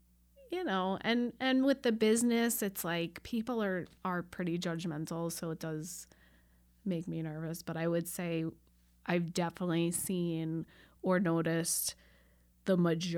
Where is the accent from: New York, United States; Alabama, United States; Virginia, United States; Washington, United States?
New York, United States; Long Island; moved away as an adult; I grew up on Long Island, so we did go to Manhattan a lot